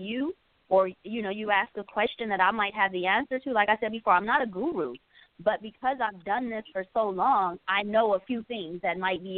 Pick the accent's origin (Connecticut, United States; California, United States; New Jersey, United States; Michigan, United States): California, United States; Compton; I tell people all the time that I grew up in Compton, California.